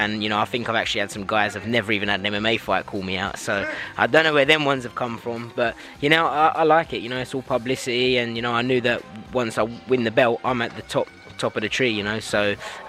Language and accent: English; London, United Kingdom; it stays in my hometown.